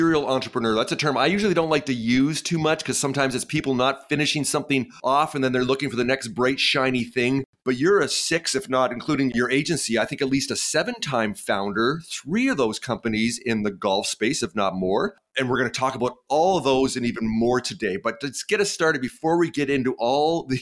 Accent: Canada; I'm Canadian

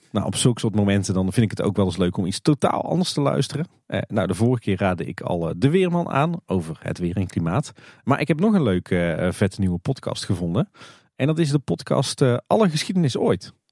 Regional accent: Netherlands; ons als Nederlanders

